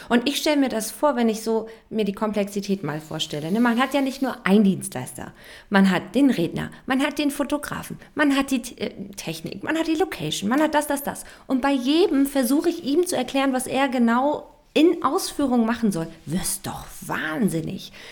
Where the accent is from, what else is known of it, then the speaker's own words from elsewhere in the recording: Germany; wir Deutsche